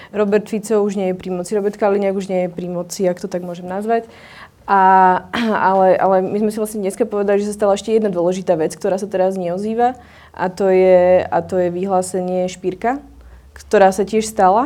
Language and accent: Slovak; central Slovakia, Slovakia; ja napríklad osobne som zo stredného Slovenska, z malého mesta